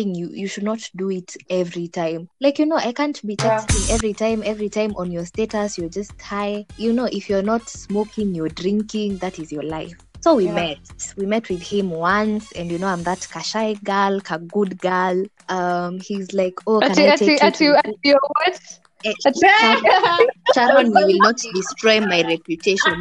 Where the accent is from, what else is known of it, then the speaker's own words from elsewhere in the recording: Naivasha, Nakuru County, Kenya; I'm from Naivasha.